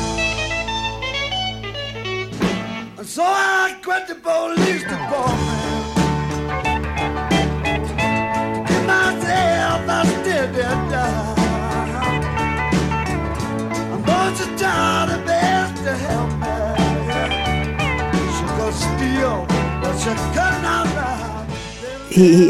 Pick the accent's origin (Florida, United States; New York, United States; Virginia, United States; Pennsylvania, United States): New York, United States; growing up around New York